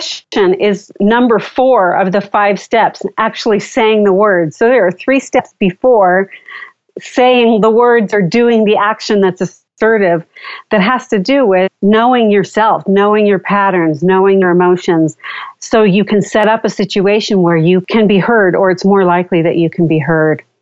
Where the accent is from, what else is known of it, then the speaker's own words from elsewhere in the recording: Southern California, United States; I grew up in Southern California and spent a lot of time at the beach